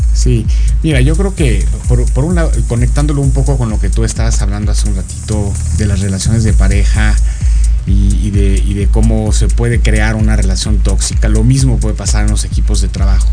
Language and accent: Spanish; Mexico; moved away as an adult; now in Florida, United States; Pero soy mexicano, solo que tengo por razones de trabajo hace 14, 15 años que salí del país